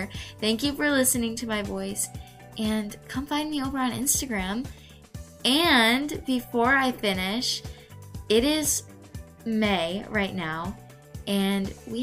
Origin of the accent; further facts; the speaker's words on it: Michigan, United States; I am 16 years old. I am from Michigan